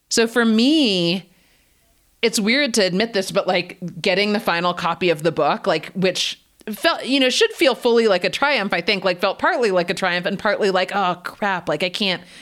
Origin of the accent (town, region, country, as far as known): Canada; born or raised there; also born or lived in United States